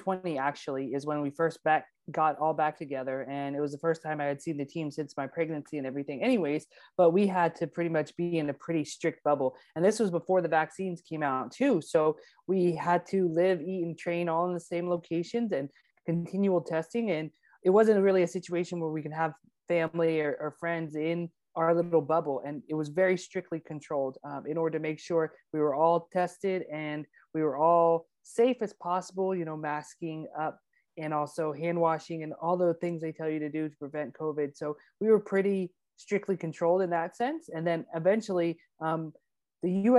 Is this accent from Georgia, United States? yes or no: yes; Georgia, United States; I am from Georgia, and in Georgia we have lots of hills